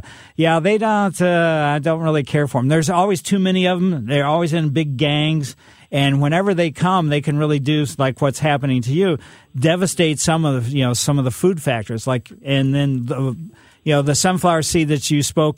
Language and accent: English; Ellisville, Missouri, United States; also born or lived in St. Louis; Ellisville, my hometown, after my parents moved from the city of St. Louis